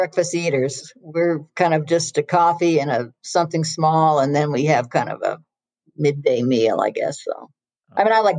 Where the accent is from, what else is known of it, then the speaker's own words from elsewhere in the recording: Pacific Northwest, United States; now in Santa Fe, United States; You know, we're being from the Northwest. There was a lot of traffic